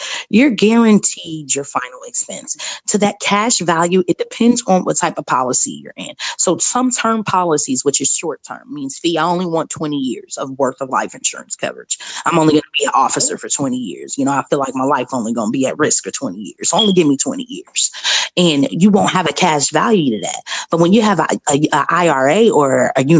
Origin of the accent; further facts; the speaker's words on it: Chicago, Illinois, United States; I'm from Chicago, Illinois